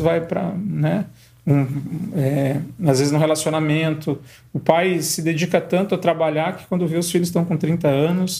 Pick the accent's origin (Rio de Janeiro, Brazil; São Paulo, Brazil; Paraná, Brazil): Paraná, Brazil; Guarapuava; eu sou de Guarapuava